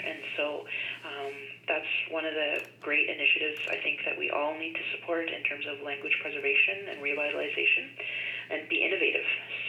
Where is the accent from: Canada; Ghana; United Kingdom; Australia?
Canada; Northern British Columbia; And I'm from Northern British Columbia